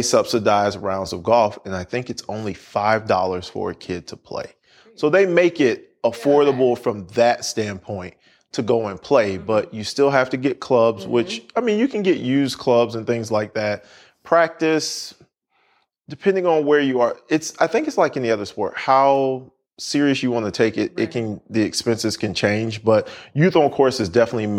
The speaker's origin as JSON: {"language": "English", "town": "Orlando", "region": "Florida", "country": "United States", "said": "I'm from Orlando. I'm from Florida."}